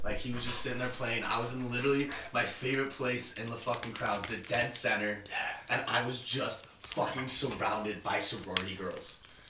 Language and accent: English; Park City, Utah, United States; growing up in Park City, Utah